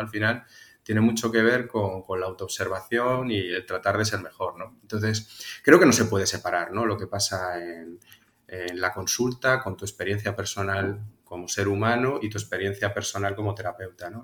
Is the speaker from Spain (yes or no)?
yes; Tarragona, Catalonia, Spain; also born or lived in Zaragoza; soy natural de, Tarragona, nacido y criado en Cataluña, pero hijo de un gallego y de, una aragonesa